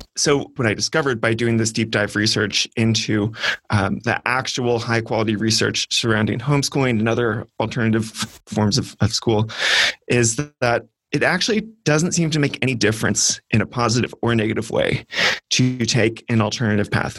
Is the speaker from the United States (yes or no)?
yes; California, United States; growing up in California public schools